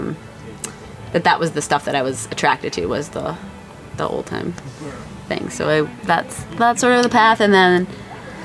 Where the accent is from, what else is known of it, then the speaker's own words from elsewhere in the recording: Winston-Salem, North Carolina, United States; I grew up in North Carolina